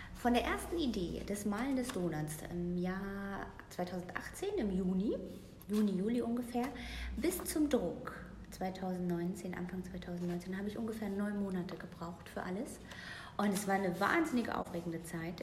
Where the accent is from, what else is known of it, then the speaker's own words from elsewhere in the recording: Mecklenburg-Vorpommern, Germany; also born or lived in Berlin; now in Paderborn, Germany; geboren in Mecklenburg-Vorpommern, mittlerweile 38 Jahre alt. Heimat des Herzens ist und bleibt Berlin und der Liebe wegen jetzt bei Paderborn äh, sesshaft geworden tatsächlich